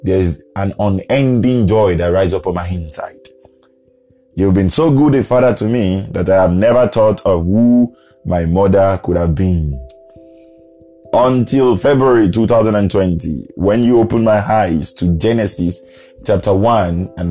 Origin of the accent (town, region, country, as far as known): Nigeria